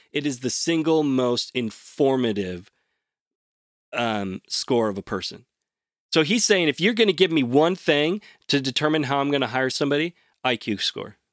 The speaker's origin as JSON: {"language": "English", "town": "Portland", "region": "Oregon", "country": "United States", "tie": "born or raised there"}